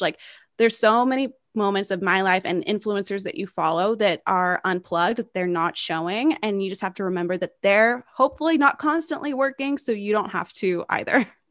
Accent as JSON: {"language": "English", "town": "Knoxville", "region": "Tennessee", "country": "United States", "tie": "born or raised there", "said": "homes in my hometown of Knoxville, Tennessee"}